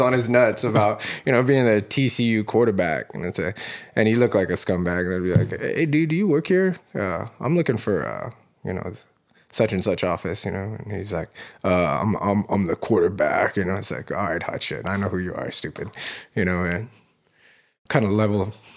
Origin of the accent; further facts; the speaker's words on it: Fort Worth, Texas, United States; I grew up in, uh, South Fort Worth